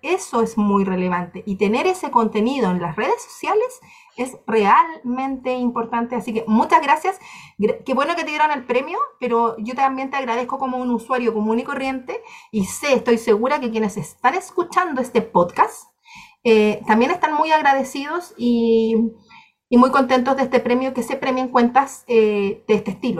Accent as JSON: {"language": "Spanish", "country": "Chile", "said": "de Chile"}